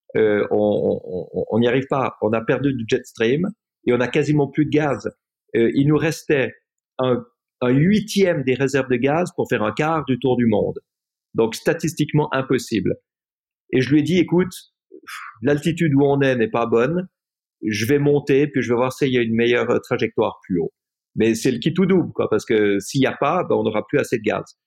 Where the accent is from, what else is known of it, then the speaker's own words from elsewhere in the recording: Switzerland; je suis rentré en Suisse, j'étais à l'école